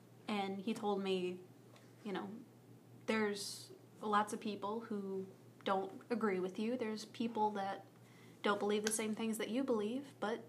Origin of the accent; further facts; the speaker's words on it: the Bible Belt, Southern United States, United States; I came from a very, you know, conservative household. I grew up in the Bible Belt